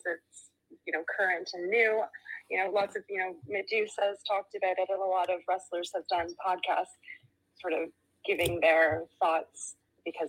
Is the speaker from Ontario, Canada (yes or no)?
yes; Toronto, Ontario, Canada; I'm from Toronto.